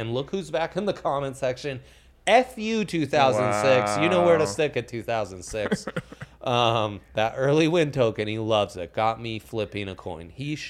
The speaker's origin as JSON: {"language": "English", "country": "Italy", "tie": "born or raised there", "said": "I was raised in Italy."}